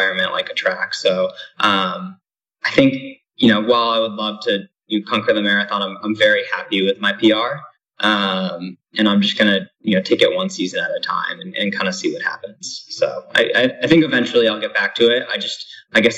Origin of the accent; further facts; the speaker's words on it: Niskayuna, New York, United States; also born or lived in Albany, New York; I'm from a town called Niskayuna